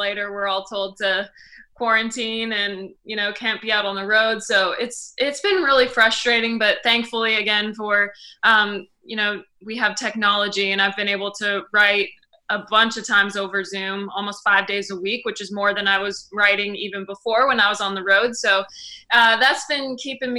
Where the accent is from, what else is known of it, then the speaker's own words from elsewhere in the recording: Weyburn, Saskatchewan, Canada; moved away as an adult; also born or lived in Midale, Saskatchewan; now in Nashville, United States; I grew up in Weyburn, Saskatchewan